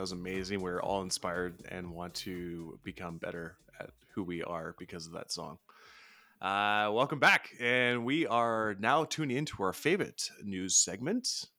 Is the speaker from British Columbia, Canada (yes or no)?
yes; British Columbia, Canada; I'm from British Columbia.